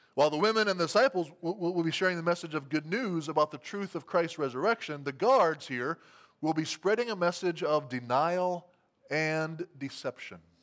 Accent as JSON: {"language": "English", "town": "Albert City", "region": "Iowa", "country": "United States", "tie": "born or raised there", "said": "my hometown of Albert City, Iowa"}